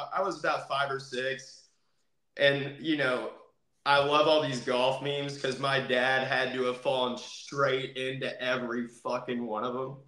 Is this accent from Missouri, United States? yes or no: no; Kentucky, United States; now in Florida, United States; So originally, I'm from Kentucky. I'm a Kentucky boy up in here.